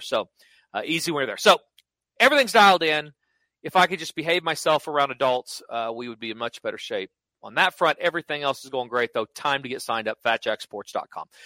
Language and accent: English; Oklahoma, United States; a guy growing up in Oklahoma